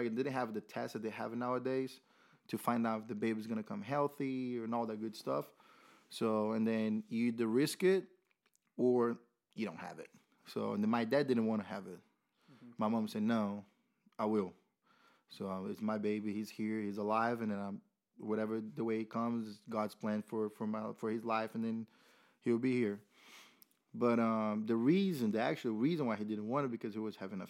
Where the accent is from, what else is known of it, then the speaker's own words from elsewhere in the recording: Rio de Janeiro, Brazil; English is a second language; moved away as an adult; now in Murfreesboro, United States; Born and raised in Rio, and then moved here after